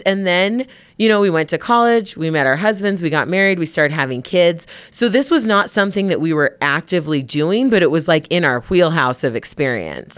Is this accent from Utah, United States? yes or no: yes; Provo, Utah, United States; we're from Utah. We grew up in Provo.